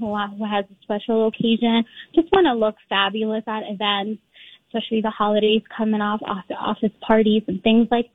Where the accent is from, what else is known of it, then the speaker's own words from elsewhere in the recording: St. Paul, Minnesota, United States; I grew up in the East Side, St. Paul